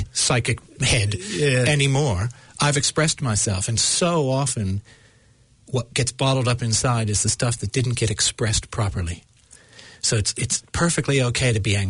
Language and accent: English; United States; accent: American; my American accent